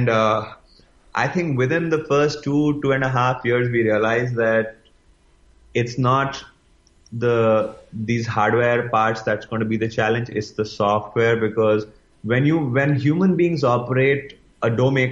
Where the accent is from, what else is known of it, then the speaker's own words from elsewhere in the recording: India; growing up as an Indian